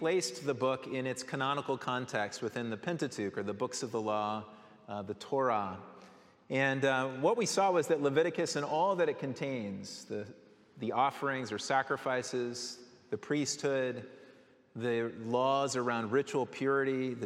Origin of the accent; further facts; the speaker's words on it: Colorado, United States; growing up in Colorado